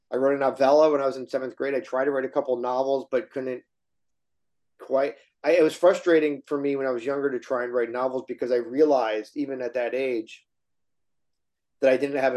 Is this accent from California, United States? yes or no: no; Detroit, Michigan, United States; Yeah, I'm from Yeah, the okay. Detroit area.